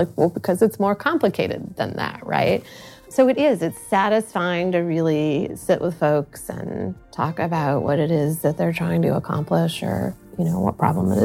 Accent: Sandusky, Ohio, United States; moved away as an adult; I grew up in Sandusky, Ohio

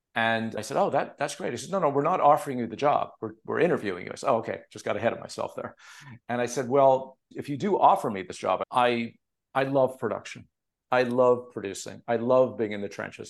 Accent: Montreal, Quebec, Canada; now in Los Angeles, United States; the guys I grew up with in Montreal.

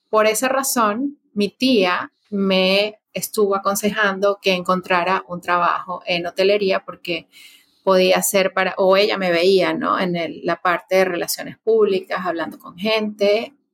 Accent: Caracas, Capital District, Venezuela; moved away; Bueno, yo soy paisana justamente de INA, eh, soy venezolana. Soy venezolana, eh, originaria de Caracas. Y, y bueno, hace bastantes años que ya no resido en Venezuela

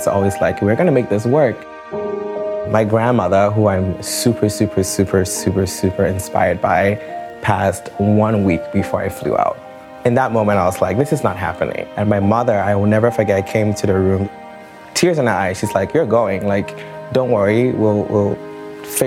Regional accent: Ghana; moved away as an adult; I grew up in Ghana

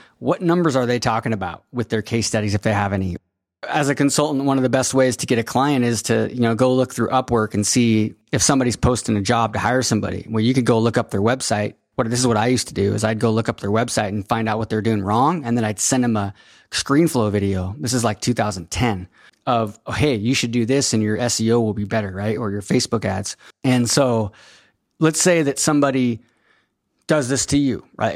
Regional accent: Enumclaw, Washington, United States; Enum Claw High School, which is where I went to high school, small town

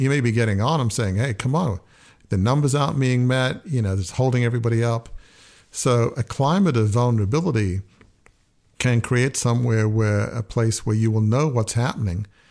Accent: Australia; moved away; also born or lived in United States / Oxford; I grew up in a large family media business. It had been in my family for a hundred and fifty years. It had the Australian equivalent of the New York Times

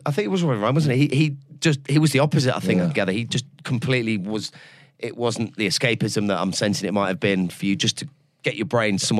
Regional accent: Leicester, East Midlands, United Kingdom; It's my hometown. Is it? Yeah. I was born in Leicester Royal.

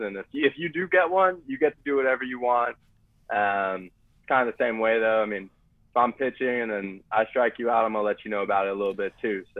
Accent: Arizona, United States; now in San Diego, United States; I grew up in Arizona

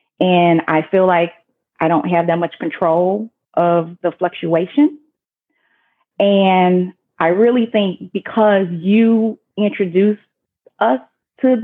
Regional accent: Chicago, Illinois, United States; I'm from Chicago.

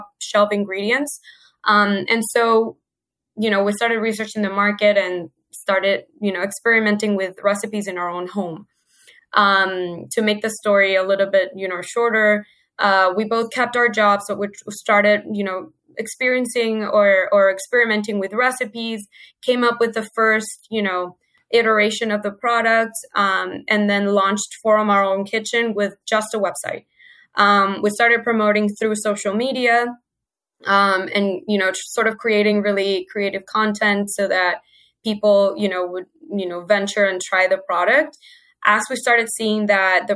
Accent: Venezuela; moved away as an adult; now in United States; I'm originally from Venezuela, like you mentioned before. My sister and I moved to the States about 8 years ago to go to school

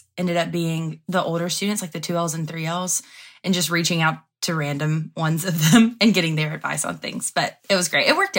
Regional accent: Andalusia, Alabama, United States; moved away; my hometown. I'm from Andalusia, Alabama.

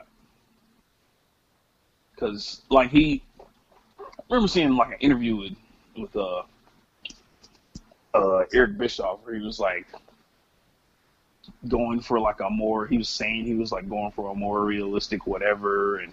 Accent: Atlanta, Georgia, United States; I grew up on WCW, actually, because I grew up in Atlanta.

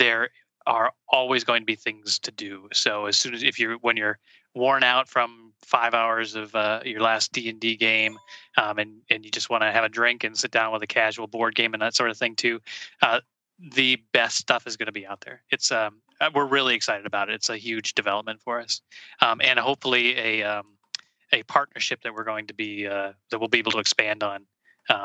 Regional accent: Redwood Falls, Minnesota, United States; I grew up in Redwood Falls, Minnesota, which is in the southwest corner

